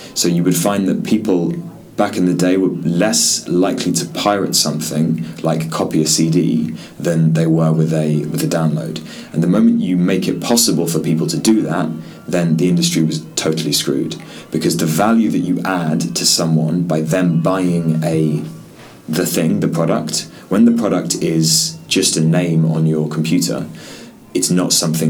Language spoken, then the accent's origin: English; London, United Kingdom; moved away as an adult; also born or lived in Holloway, London; now in Hong Kong; I was born in North London, in Holloway